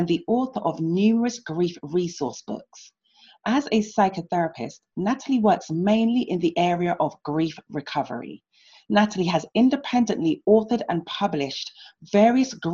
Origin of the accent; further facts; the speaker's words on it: London, United Kingdom; I was born and raised in London